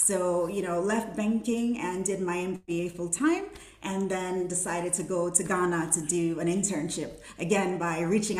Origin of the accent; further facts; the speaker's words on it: Brooklyn, New York, United States; also born or lived in Saint Vincent and the Grenadines; Okay, so I was born in St. Vincent and the Grenadines, and I moved to New York at 13. So grew up in Brooklyn